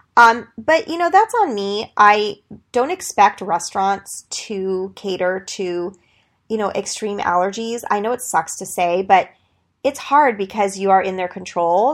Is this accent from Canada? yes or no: no; Greece; I'm from Greece